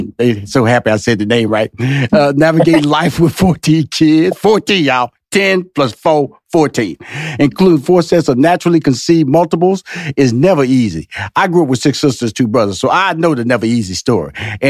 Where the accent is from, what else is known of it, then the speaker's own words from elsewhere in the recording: Texas, United States; because I came from Fifth Ward and I went to college and we come from a, you know, I wouldn't say impoverished, but we was a, wasn't middle class.